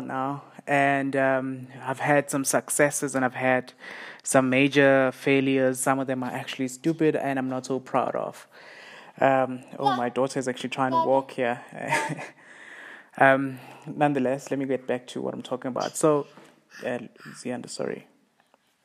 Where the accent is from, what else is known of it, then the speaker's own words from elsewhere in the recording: Siyabuswa, Mpumalanga, South Africa; the township I grew up in here in South Africa. It's called Siyabuswa